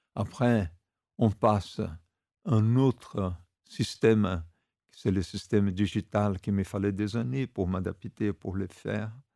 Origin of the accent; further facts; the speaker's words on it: Brazil; quand j'étais gamin au Brésil, il y a 50-60 ans